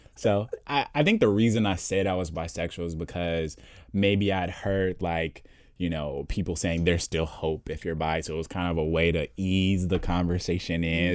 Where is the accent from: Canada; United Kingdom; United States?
United States; Indianapolis, Indiana; I'm originally from Indianapolis, Indiana